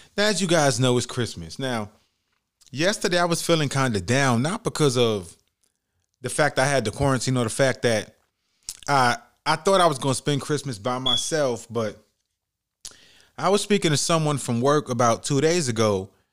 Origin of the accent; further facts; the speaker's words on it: United States; being American